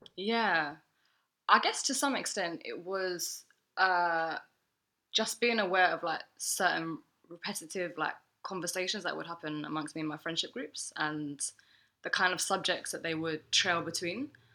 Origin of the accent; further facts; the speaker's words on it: London, United Kingdom; I was born in Holloway and then I moved different places in North